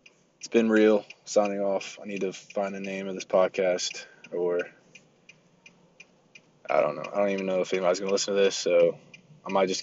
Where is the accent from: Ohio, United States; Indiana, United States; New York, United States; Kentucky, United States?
Kentucky, United States; I'm from Kentucky